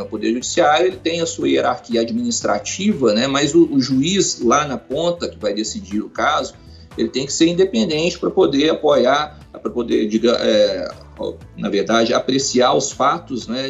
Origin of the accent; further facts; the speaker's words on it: Belo Horizonte, Minas Gerais, Brazil; also born or lived in Goiânia / Cipotânia; toda a minha família é, é mineira